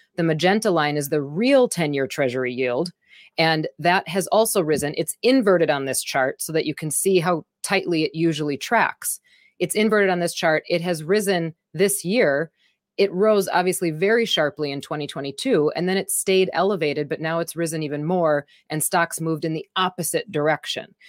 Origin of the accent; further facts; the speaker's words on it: Wisconsin, United States; I'm from Wisconsin